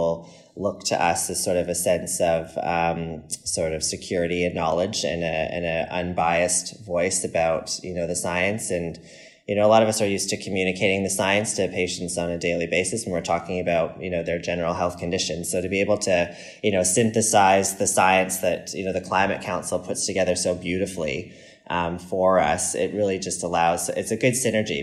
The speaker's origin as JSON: {"language": "English", "country": "Canada", "said": "as a Canadian"}